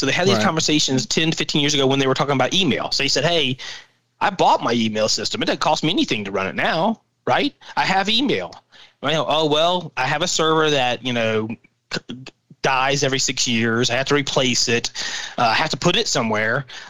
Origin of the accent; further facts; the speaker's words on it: Louisiana, United States; I'm from Southern Louisiana and I know the guys or whatever, right?